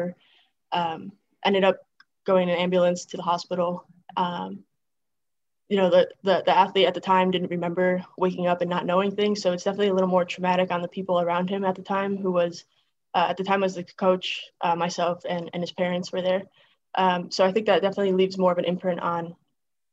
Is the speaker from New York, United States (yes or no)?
yes; Greenwich, New York, United States; moved away; I loved growing up in a small town.